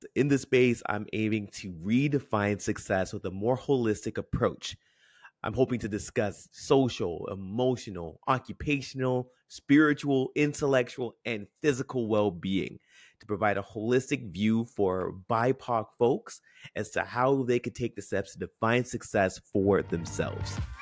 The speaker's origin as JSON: {"language": "English", "town": "Toronto", "region": "Ontario", "country": "Canada", "tie": "born or raised there", "said": "I grew up in Scarborough, Ontario, um, born and raised, um, in a neighborhood called Crescent Town."}